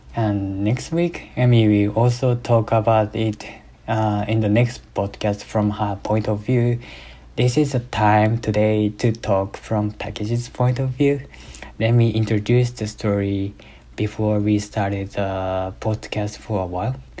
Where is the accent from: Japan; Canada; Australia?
Japan; English is a second language; moved away as an adult; now in United States; I was born in Japan and have been have been raised in Japan until 2 years after graduating from my high school.